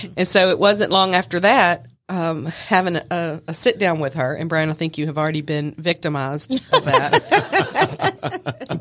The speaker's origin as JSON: {"language": "English", "town": "Smyrna", "region": "Georgia", "country": "United States", "said": "I'm from Smyrna"}